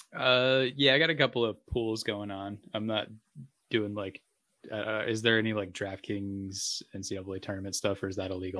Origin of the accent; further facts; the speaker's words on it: Massachusetts, United States; now in San Diego, United States; my hometown UMass Minute Women